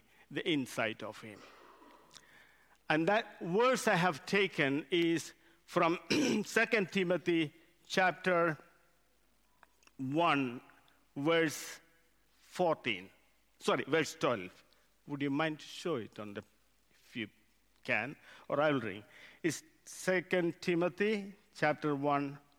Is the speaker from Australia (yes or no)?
no; India; English is a second language; moved away as an adult; now in United Kingdom; I come from India. English is my second language.